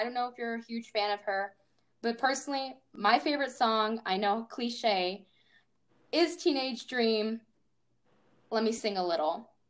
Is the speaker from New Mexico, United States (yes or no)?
yes; New Mexico, United States; You know, I sound like I'm Texan or I'm from the South, Georgia specifically, but I'm actually from New Mexico.